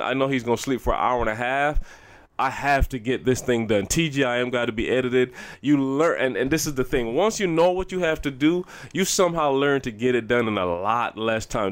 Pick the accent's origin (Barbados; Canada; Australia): Barbados; I'm growing up in Barbados and our culture is, like, for real